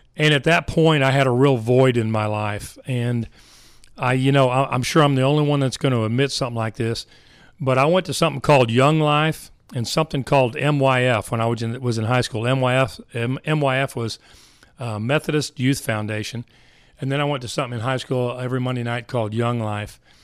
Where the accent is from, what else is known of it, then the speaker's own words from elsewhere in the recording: Richardson, Texas, United States; I was raised in Richardson, Texas